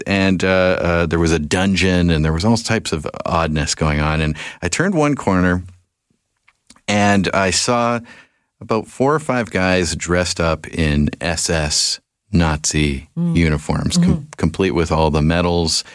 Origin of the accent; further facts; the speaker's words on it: Victoria, British Columbia, Canada; I'm a Victoria kid.